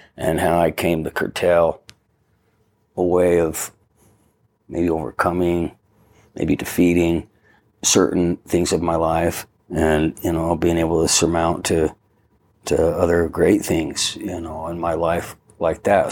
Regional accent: Ogden, Utah, United States; grew up in a neighborhood of houses in Ogden, Utah

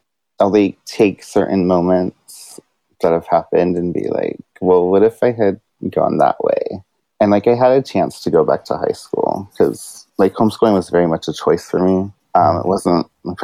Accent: Santa Barbara County, California, United States; also born or lived in San Diego / San Francisco; now in Long Beach, United States; my elementary school ages were in like a small town in Santa Barbara County

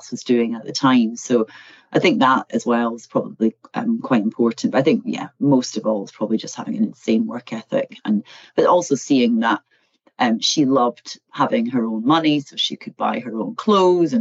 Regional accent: Eddleston, Scotland, United Kingdom; So I come from a place called Eddleston, which is very near a place called Peebles, which is about half an hour south of Edinburgh. So I grew up in the countryside

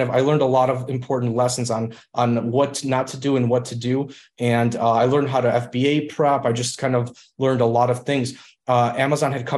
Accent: Illinois, United States; English is a second language; I grew up in Illinois, and we came over to the United States when I was about 3.5 years old

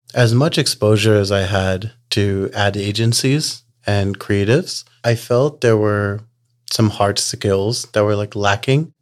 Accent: New Orleans, Louisiana, United States; now in Texas, United States; I pretty much have been in Texas for uh, about last 20 years, but I was born and raised in New Orleans.

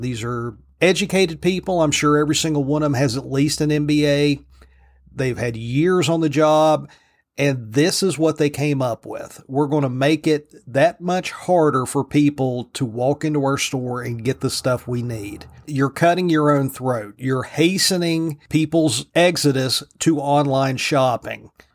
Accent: Virginia, United States; Virginia, my home state, the Old Dominion

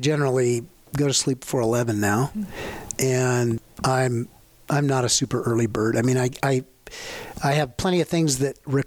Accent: the Flathead, Montana, United States; I grew up in the Flathead

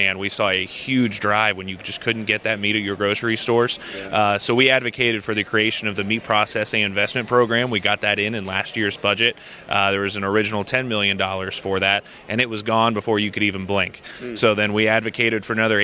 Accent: Clark County, Ohio, United States; I'm originally from Clark County, Ohio. Grew up on a grain farm over there

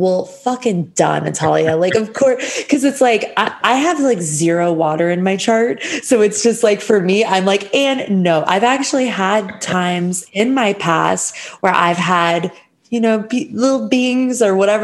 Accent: United States; I'm from America

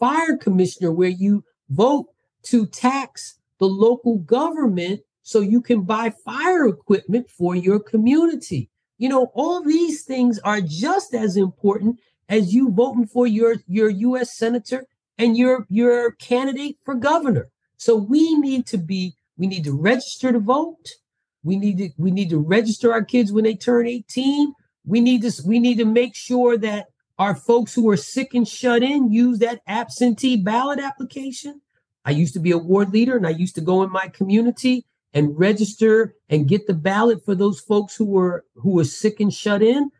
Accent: New Jersey, United States; moved away as an adult; also born or lived in Washington, D.C.; I was born and raised in Jersey.

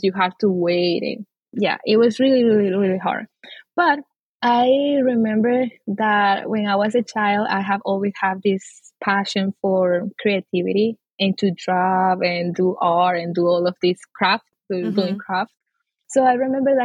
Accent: Amazonas, Venezuela; now in Texas, United States; So I'm from the Amazon, Venezuela. The Amazon in Venezuela, I'm indigenous. I grew up in a Christian family with my parents and my sister

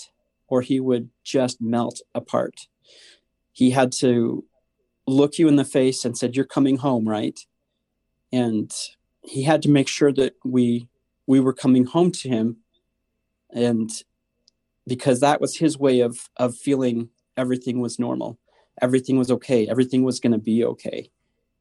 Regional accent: Northern Idaho, United States; I'm totally from Northern Idaho.

